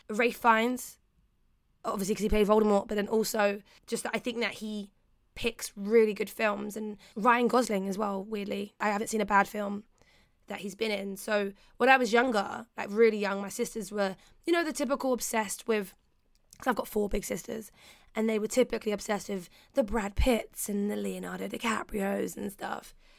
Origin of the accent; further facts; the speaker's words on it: London, United Kingdom; I grew up in Peckham, so we had Peckham-plex